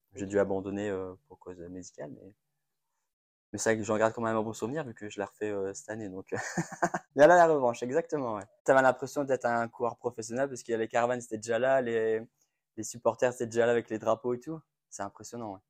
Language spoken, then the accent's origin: French; Roubaix, Hauts-de-France, France; je suis né à Roubaix